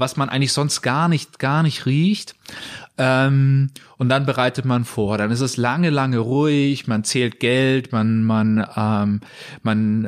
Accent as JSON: {"language": "German", "town": "Munich", "region": "Bavaria", "country": "Germany", "also_born_or_lived": "Aachen", "moved": "as an adult", "said": "Ich bin aus München, mhm. ähm, war lange Zeit woanders, aber wie viele Münchner zieht es uns wieder zurück"}